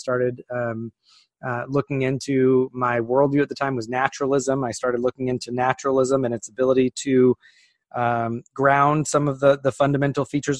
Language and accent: English; California, United States; So I was raised in Northern California, a deep, deep, deep blue part of an already blue state.